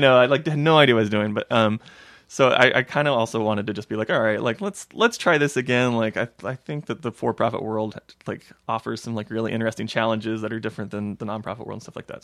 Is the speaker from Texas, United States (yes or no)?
yes; Texas, United States; moved away as an adult; now in Philadelphia, United States; originally from Texas